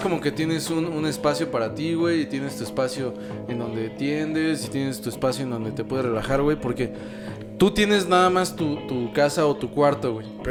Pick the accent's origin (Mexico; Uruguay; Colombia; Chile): Mexico; como mexicanos pues lo, lo entendemos con facilidad